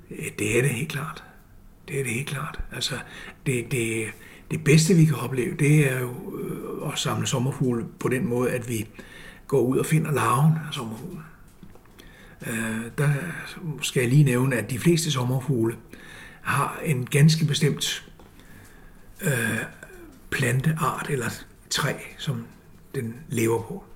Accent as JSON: {"language": "Danish", "town": "Copenhagen", "region": "Capital Region of Denmark", "country": "Denmark", "tie": "born or raised there", "said": "Jeg, jeg er født i København, og jeg gik i skole i Vandløse på Kirkebjerg skole"}